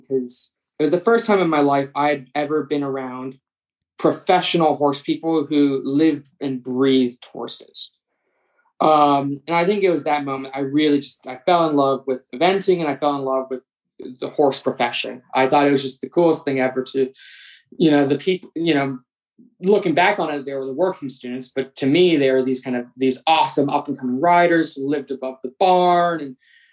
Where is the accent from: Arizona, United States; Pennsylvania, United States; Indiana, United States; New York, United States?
New York, United States; New York City; moved away; I grew up in New York City